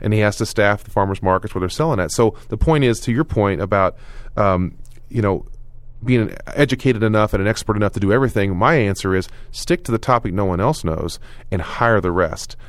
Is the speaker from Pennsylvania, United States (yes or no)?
no; Oklahoma, United States; moved away; when I moved away from Oklahoma, people didn't believe me, and I moved back to Oklahoma